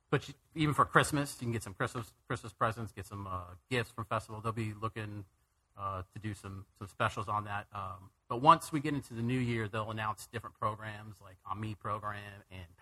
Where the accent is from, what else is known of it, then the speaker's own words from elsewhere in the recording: California, United States; born there; also born or lived in Wisconsin / Houston / Arizona; I was born in California, moved to Wisconsin, Houston, Arizona.